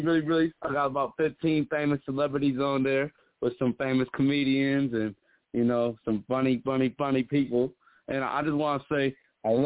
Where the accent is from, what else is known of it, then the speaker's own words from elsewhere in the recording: Syracuse, New York, United States; also born or lived in Romania; I'm from Syracuse, New York. Born in Romania